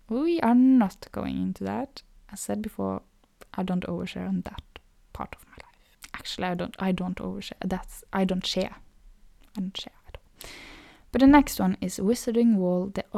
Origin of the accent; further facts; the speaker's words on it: Norway; accent: Norwegian; first language Norwegian; English is a second language; Norwegian too, which is my native language